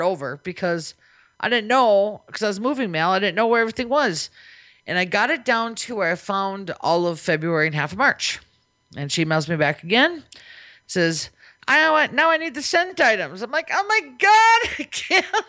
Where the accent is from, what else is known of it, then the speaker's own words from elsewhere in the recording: Minnesota, United States; now in Las Vegas, United States; I'm from Minnesota, where I'm used to it being no nice and wet all the time